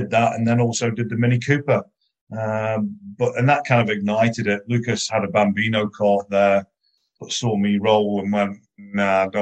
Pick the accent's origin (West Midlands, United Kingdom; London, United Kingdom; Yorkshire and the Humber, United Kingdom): West Midlands, United Kingdom; Stoke-on-Trent; moved away; also born or lived in Scotland; I'm from Stoke and moved up to Scotland